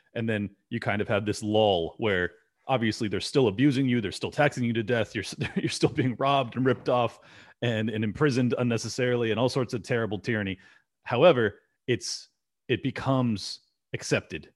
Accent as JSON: {"language": "English", "region": "California", "country": "United States", "tie": "born or raised there", "moved": "as an adult", "said": "I'm sadly born and raised in California"}